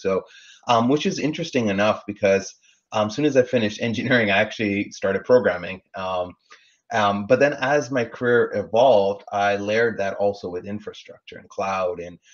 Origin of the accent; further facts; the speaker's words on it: Canada; now in Los Angeles, United States; I was born and raised in Canada, like you mentioned, grew up playing hockey.